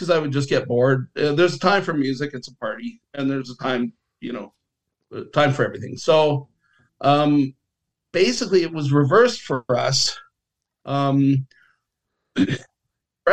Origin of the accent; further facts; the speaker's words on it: Leith, Scotland, United Kingdom; moved away; Leaf, where I was born in Scotland